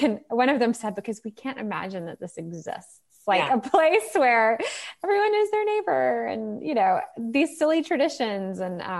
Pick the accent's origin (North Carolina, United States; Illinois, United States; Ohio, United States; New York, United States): North Carolina, United States; the South; also born or lived in Manhattan; And I grew up in the South. I live in the South. I mean, I've lived other places. I actually, when I was little, lived 2 weeks a month in Manhattan and 2 weeks a month in this little town in North Carolina.